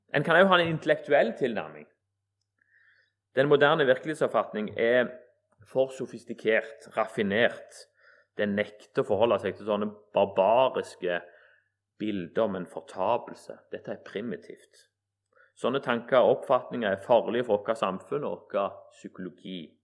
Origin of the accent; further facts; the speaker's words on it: Egersund, Rogaland, Norway; vokste opp i Egersund